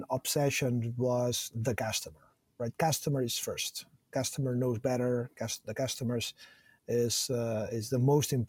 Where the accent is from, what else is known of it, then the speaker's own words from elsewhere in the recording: Barcelona, Catalonia, Spain; born and raised in Barcelona